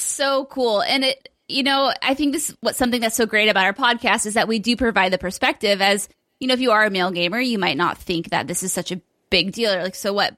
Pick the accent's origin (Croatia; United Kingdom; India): United Kingdom; as I do as Brit